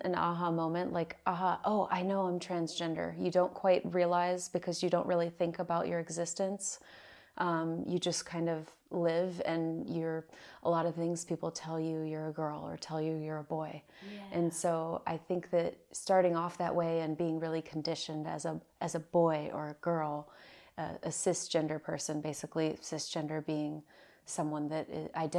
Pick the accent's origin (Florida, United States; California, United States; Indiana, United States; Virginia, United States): Virginia, United States; Virginia Beach; moved away; I am from Virginia Beach, Virginia, a place in on the east coast of the United States. And I was born there